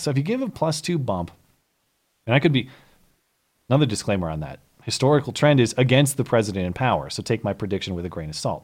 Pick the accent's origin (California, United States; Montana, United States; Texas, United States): Montana, United States; my home state of Montana